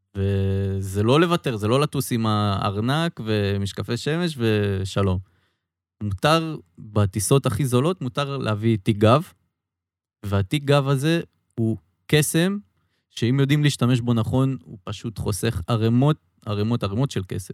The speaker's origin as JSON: {"language": "Hebrew", "country": "Israel", "said": "אני ישראלי"}